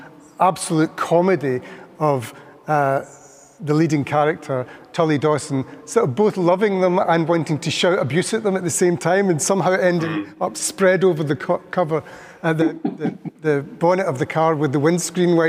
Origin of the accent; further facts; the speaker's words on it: Scotland, United Kingdom; we are from Scotland